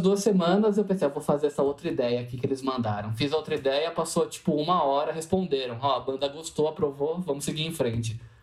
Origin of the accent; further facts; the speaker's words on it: Jundiaí, São Paulo, Brazil; eu sou de Jundiaí, São Paulo, interior